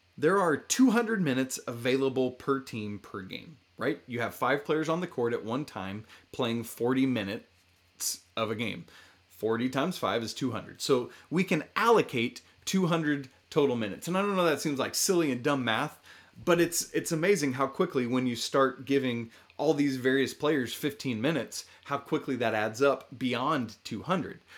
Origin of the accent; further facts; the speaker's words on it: Atlanta, Georgia, United States; now in Missouri, United States; I grew up in Atlanta